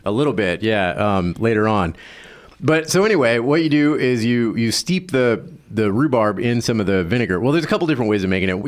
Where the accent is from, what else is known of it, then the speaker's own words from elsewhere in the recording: the South, United States; moved away; I grew up in the South and it wasn't a common thing.